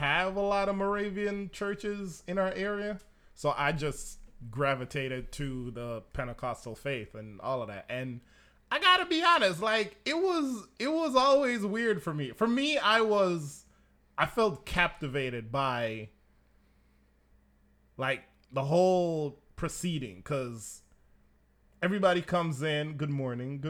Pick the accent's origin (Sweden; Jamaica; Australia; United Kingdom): Jamaica; moved away; I'm all Jamaican. Family, everything. Grew up there, went to church there.